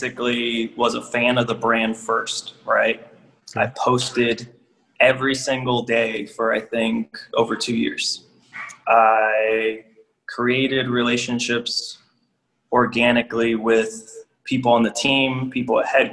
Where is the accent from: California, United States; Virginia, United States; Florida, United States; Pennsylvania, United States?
Florida, United States; Miami; moved away as an adult; also born or lived in Georgia; now in Indianapolis, United States; born and raised in Miami